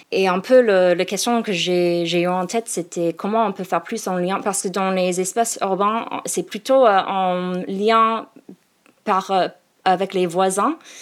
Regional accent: Seattle, Washington, United States; French is a second language; moved away as an adult; also born or lived in Phoenix, Arizona, United States; now in Paris, France; je viens de, de Seattle et en fait je suis née à, Phoenix

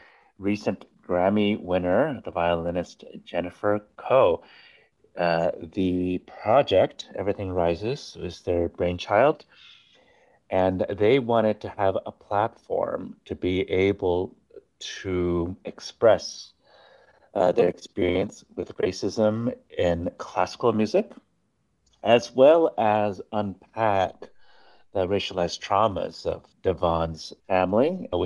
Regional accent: Japan; first language Japanese; English is a second language; also born or lived in New York, United States / Switzerland; I was born in New York, but my family, when I was about eight months old, we moved to Japan, and we spoke Japanese at home. We still speak Japanese at home. Then we moved to Switzerland, where I first started speaking English

